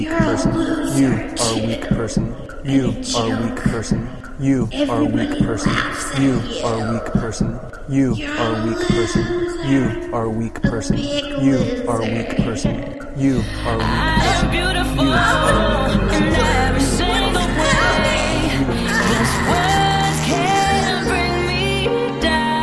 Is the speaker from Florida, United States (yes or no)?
yes; Central Florida, United States; moved away; I'm from Central Florida